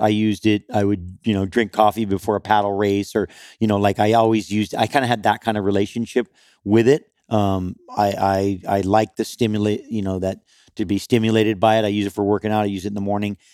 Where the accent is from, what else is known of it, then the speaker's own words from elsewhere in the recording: Kauai, Hawaii, United States; I grew up on Kauai